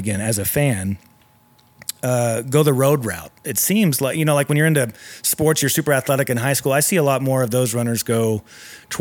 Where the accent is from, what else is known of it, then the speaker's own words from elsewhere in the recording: Texas, United States; I'm from Texas